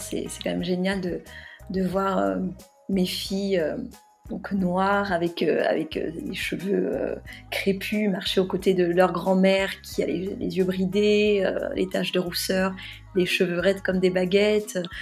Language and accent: French; near Carcassonne, Occitania, France; J'ai grandi près de Carcassonne, auprès de ma grand-mère maternelle, qui parlait occitan et très peu français